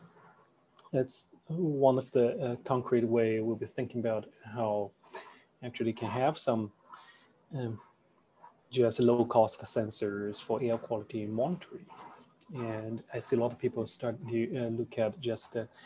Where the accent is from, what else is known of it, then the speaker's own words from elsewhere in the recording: China; moved away as an adult; also born or lived in United States; I grew up in China